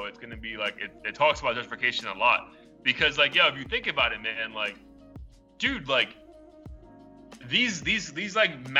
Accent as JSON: {"language": "English", "town": "New York City", "region": "New York", "country": "United States", "tie": "born or raised there", "said": "I grew up in the Bronx."}